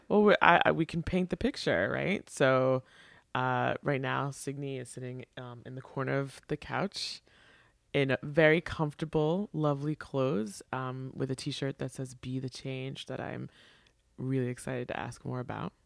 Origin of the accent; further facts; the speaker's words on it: New York, United States; I grew up in New York